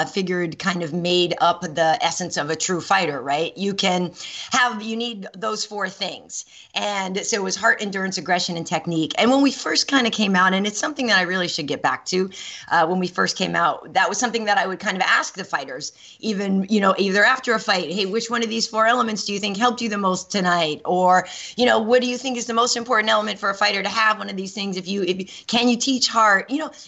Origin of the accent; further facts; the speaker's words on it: Boston, Massachusetts, United States; moved away; we're both from Boston